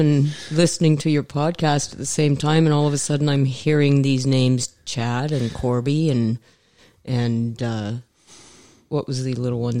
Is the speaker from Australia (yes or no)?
no; Valleyview, Alberta, Canada; also born or lived in Edmonton, Alberta; I was born in Edmonton, Alberta, and grew up in Valleyview.